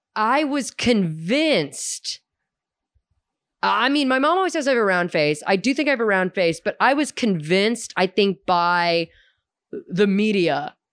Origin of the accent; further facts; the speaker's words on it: Houston, Texas, United States; also born or lived in St. Louis, Missouri; growing up in Hume and Houston